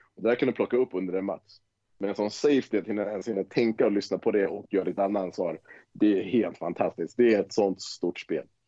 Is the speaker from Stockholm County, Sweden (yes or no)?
yes; Tyresö, Stockholm County, Sweden; also born or lived in Wisconsin; Vi kommer ju från Tyresö båda två